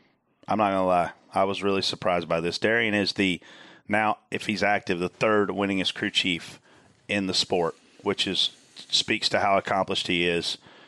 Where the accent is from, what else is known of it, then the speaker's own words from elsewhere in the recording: Southern United States, United States; accent: Southern; I apologize, my southern accent can't quarrels.